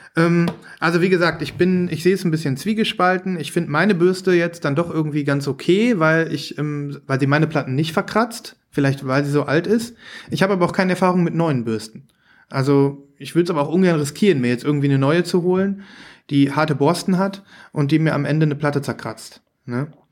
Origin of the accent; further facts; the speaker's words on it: Saerbeck, North Rhine-Westphalia, Germany; Ich komme ja aus dem Münsterland.